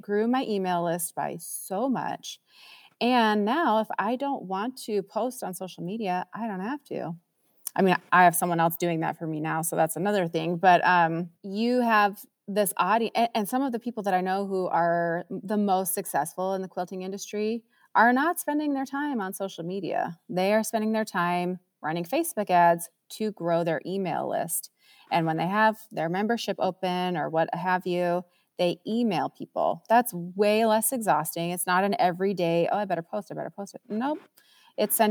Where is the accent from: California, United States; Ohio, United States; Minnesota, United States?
Minnesota, United States; moved away; I grew up in Minnesota